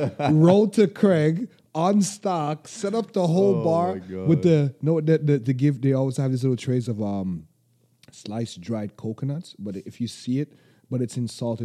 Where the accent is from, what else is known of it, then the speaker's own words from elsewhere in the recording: St. Vincent & Grenadines; now in Toronto, Canada; where are you from? St. Vincent